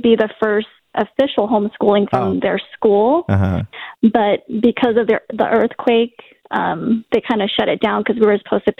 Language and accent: English; the Bay Area, California, United States; now in Utah, United States; I'm from the Bay.